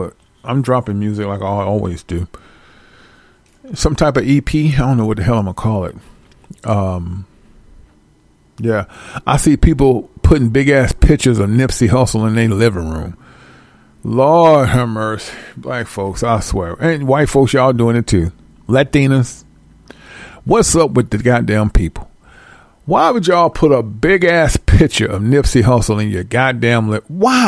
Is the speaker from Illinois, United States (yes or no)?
yes; Centreville, Illinois, United States; I'm from, I'm from Centerville, Illinois. Okay. What's that by? It's by East Saint and it's by St. Louis.